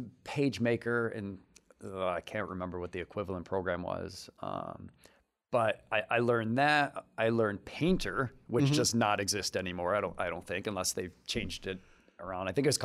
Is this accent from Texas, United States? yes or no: no; Detroit, Michigan, United States; now in Lansing, United States; Well, we grew up in Detroit, moved to Lansing when I was 14, went to Grand Lodge High School.